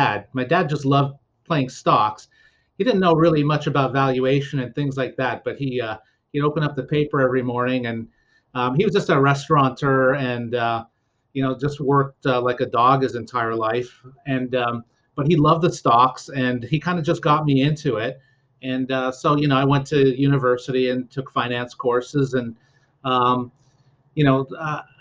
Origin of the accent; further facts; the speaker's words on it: Dorval, Quebec, Canada; moved away; I grew up in Dorval